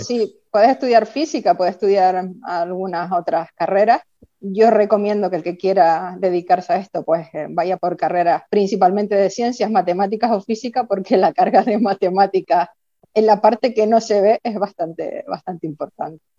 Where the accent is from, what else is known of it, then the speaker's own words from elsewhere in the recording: Tacoronte, Canary Islands, Spain; yo soy de Tacoronte, soy de campo